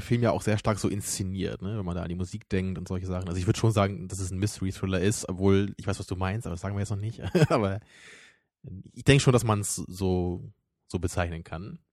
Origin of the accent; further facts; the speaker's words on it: the North, Northern Germany, Germany; bei uns im Norden